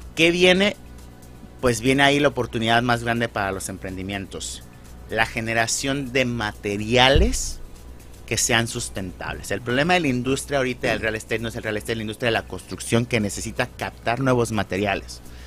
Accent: Mexico; moved away; como mexicano

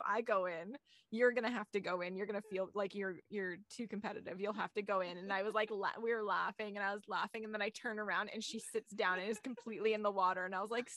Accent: Alberta, Canada; moved away; I grew up in Alberta

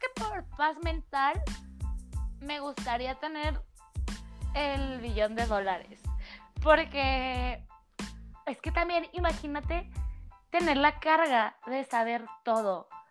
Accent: Mexico; soy mexicana

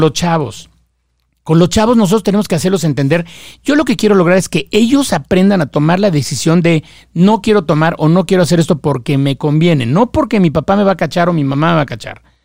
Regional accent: Mexico; yo soy mexicano

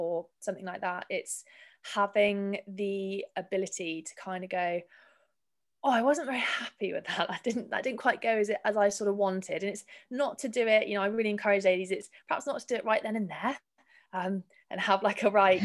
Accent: Weymouth, South West England, United Kingdom; I'm from Weymouth, so it's down the road

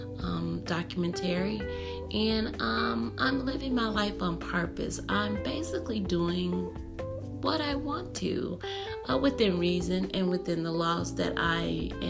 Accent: United States

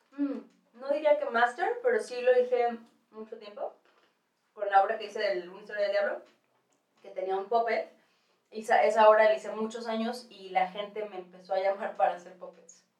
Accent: Guadalajara, Jalisco, Mexico; moved away as an adult; also born or lived in New York; now in Mexico City, Mexico; llego a la Ciudad de México yo, de Guadalajara

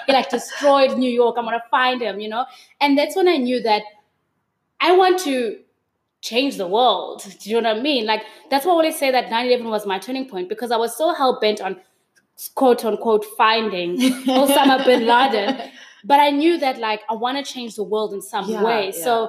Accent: Pretoria, Gauteng, South Africa; also born or lived in Durban / Port Elizabeth; I grew up in Durban, I grew up in PE, and then we made another move to Pretoria. So at around 11 years old, we moved up to Pretoria. I grew up in Pretoria. I went to high school there.

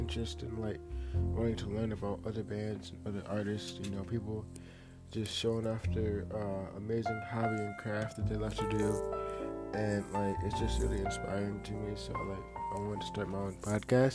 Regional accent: Akron, Ohio, United States; I am an artist from Akron, Ohio

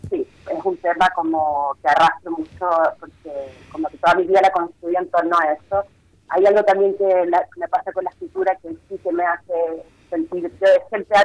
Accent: Chile; moved away as an adult; para mí ese relato le tengo especial cariño porque habla un poco también de eso, de que me vine súper lejos de Chile a ser actriz.

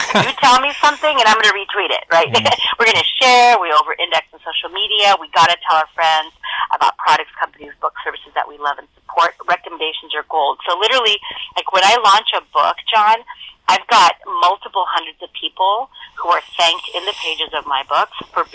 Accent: El Paso, Texas, United States; born there; And then I was born in El Paso, like I said, about a quarter mile north of the border.

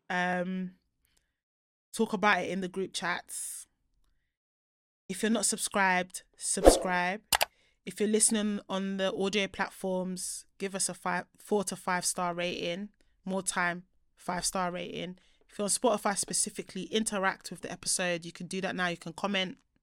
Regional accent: Nigeria; now in United Kingdom; my home country

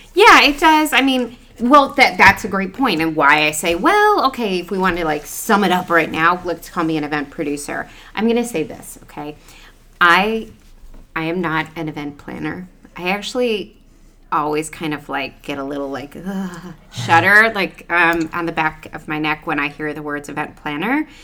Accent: Cleveland, Ohio, United States; moved away; also born or lived in New York; growing up in Ohio

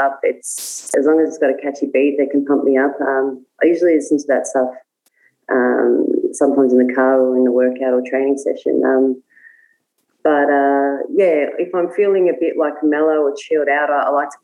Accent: Melbourne, Victoria, Australia; I'm born and bred in the West

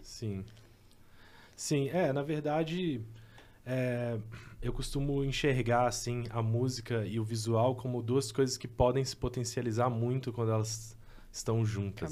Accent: Caratinga, Minas Gerais, Brazil; Eu também sou mineiro, assim. Eu sou de Caratinga

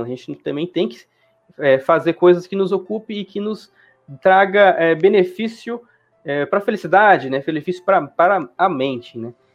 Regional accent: Juara, Mato Grosso, Brazil; now in Cuiabá, Brazil; sou do interior, né? Aqui do Mato Grosso, nasci em Juara. É, hoje eu vivo na capital, né, vivo aqui na Cuiabá

